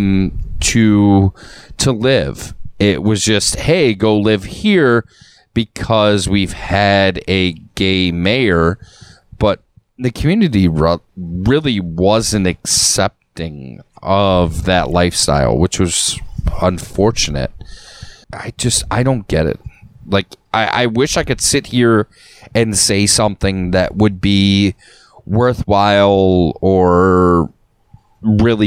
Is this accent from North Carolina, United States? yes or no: no; Lakewood, Ohio, United States; I grew up in a city. I grew up in Lakewood